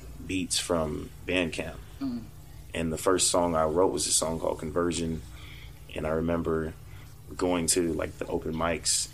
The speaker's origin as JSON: {"language": "English", "town": "Fort Worth", "region": "Texas", "country": "United States", "tie": "born or raised there", "moved": "yes", "said": "we grew up together in Fort Worth"}